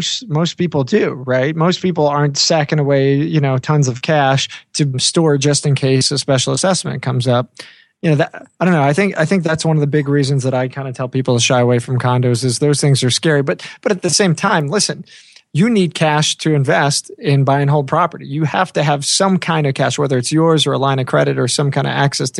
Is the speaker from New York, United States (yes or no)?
yes; New York, United States; I'm from New York